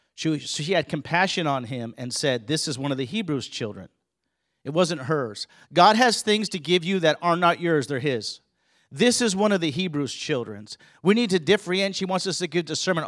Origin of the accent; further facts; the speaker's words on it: California, United States; also born or lived in Colorado; I grew up in California. We also lived in Colorado.